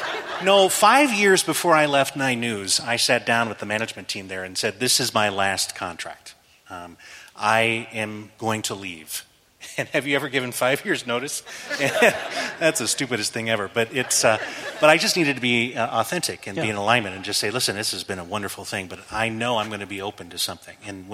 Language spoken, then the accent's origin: English; the South, United States; accent: Southern; I went to school, but I went to school to lose my Southern accent.